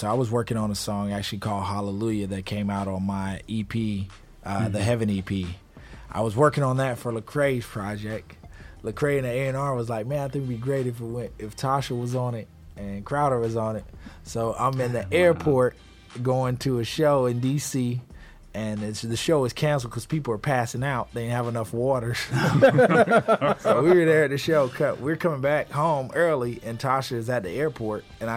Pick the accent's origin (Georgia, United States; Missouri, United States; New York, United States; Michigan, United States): Georgia, United States; Atlanta; I'm from Atlanta, born and raised